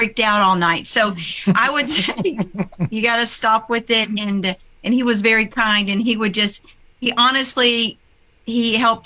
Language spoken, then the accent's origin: English; Oklahoma, United States; we're from Oklahoma.